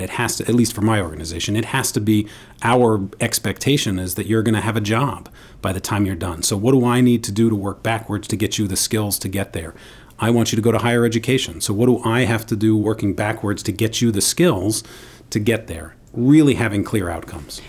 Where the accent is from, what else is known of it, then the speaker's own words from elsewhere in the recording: New York City, New York, United States; I grew up in New York City with my father